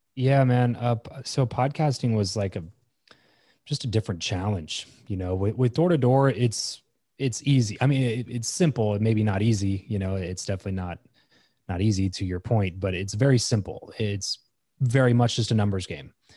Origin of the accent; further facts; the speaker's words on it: Lancaster, California, United States; moved away as an adult; also born or lived in Fresno; now in Las Vegas, United States; I grew up in Southern California, so about three and a half hours or so from where I live now, um, in a city called Lancaster